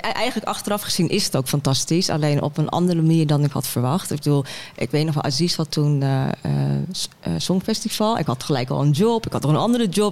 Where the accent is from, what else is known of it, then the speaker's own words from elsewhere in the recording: Heerhugowaard, North Holland, Netherlands; moved away; also born or lived in Den Helder / Rotterdam / Amsterdam; En ik ben opgegroeid in Heer Hugo Waard